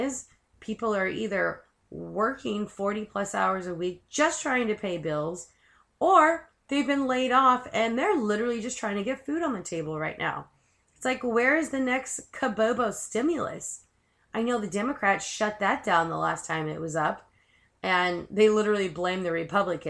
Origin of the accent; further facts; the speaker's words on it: United States; I do love America. I'm proud I'm American